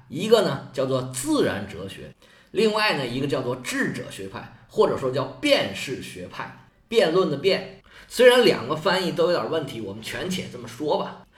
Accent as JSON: {"language": "Chinese", "country": "China", "said": "就好像我们中国人说起个名吧"}